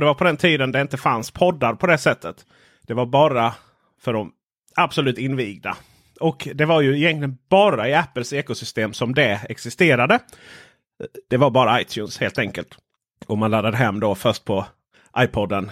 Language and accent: Swedish; Stenjulsmåla, northern Ronneby municipality, Blekinge, Sweden; moved away; Jag kommer från Stenjulsmåla, denna världsmetropol.